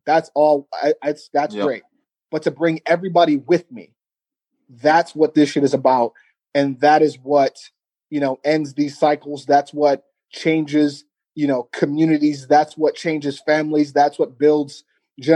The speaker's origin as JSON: {"language": "English", "region": "Ohio", "country": "United States", "said": "in Columbus, in my home state"}